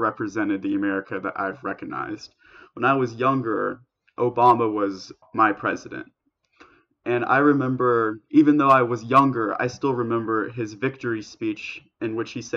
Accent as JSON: {"language": "English", "country": "United States", "said": "American Jewish values"}